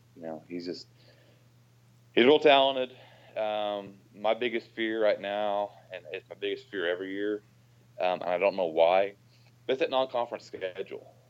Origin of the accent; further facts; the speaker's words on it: Oklahoma, United States; also born or lived in Stillwater, Oklahoma; I grew up in Oklahoma